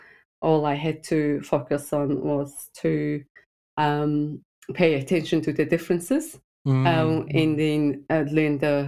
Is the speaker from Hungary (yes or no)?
no; Mongolia; first language Mongolian; English is a second language; Mongolian. We speak Mongolian.